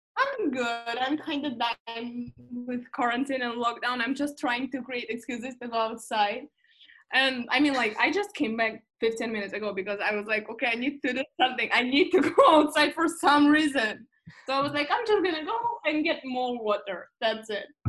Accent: Moscow, Russia; also born or lived in Geneva, Switzerland / Madrid, Spain / United Kingdom; now in Los Angeles, United States; I was born and raised in Moscow

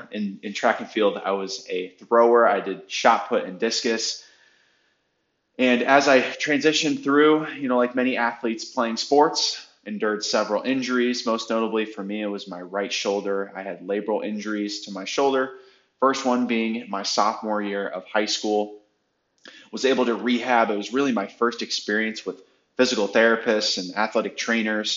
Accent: Wadsworth, Ohio, United States; also born or lived in North Royalton, Ohio; I am originally from Northeast Ohio, a small town called Wadsworth, right outside of Akron. Grew up, two amazing parents, two awesome brothers

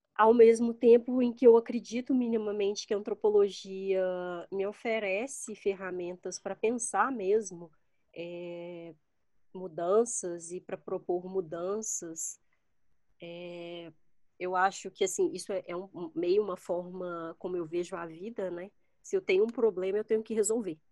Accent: Belo Horizonte, Minas Gerais, Brazil; moved away as an adult; now in Brasília, Brazil; eu sou de Belo Horizonte

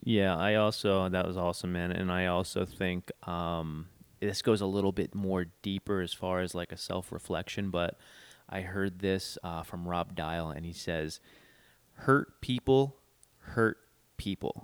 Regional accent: East Coast, United States; moved away; I'm from the East Coast

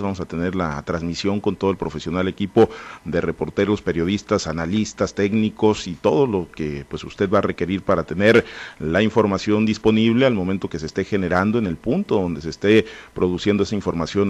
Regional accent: Mexico

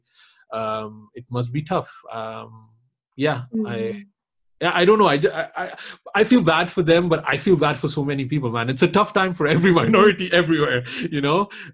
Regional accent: Pakistan; I'm also Pakistani

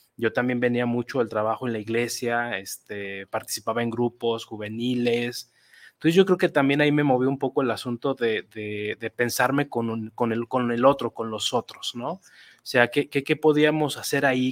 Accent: Guadalajara, Jalisco, Mexico; yo soy tapatío, nací aquí en Guadalajara hace casi 42 años

